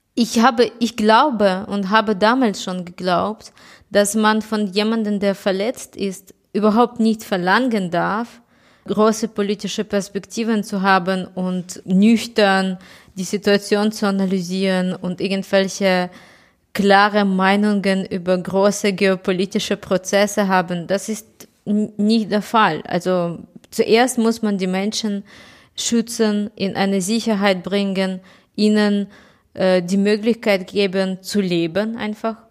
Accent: Kyiv, Ukraine; ich komme aus Kiew äh, und meine Stadt ist überhaupt nicht unter Beschuss.

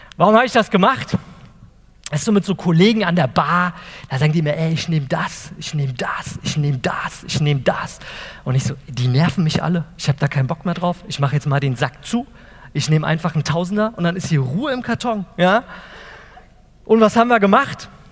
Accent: Wiesbaden, Hesse, Germany; also born or lived in Eltville; ich komme aus Wiesbaden, Eltville

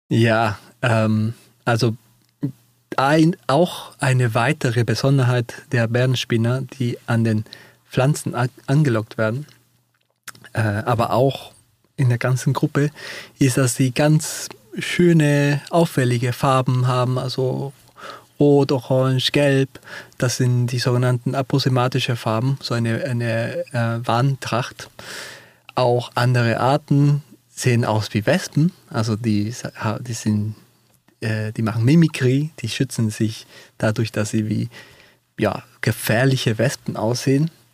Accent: Peru; German is a second language; moved away; Ich komme auch ja selber aus Peru

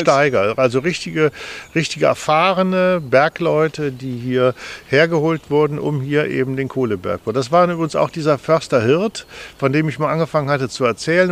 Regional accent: Düsseldorf, North Rhine-Westphalia, Germany; moved away; wir sind aus Düsseldorf, da war Venlo nicht weit weg.

